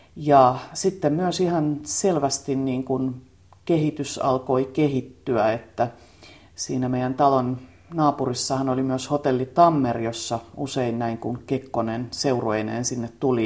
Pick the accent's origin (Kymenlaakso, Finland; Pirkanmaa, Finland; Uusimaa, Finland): Pirkanmaa, Finland; Tampere; mä tulin Tampereelta ja mä olin kaupunkilaistyttä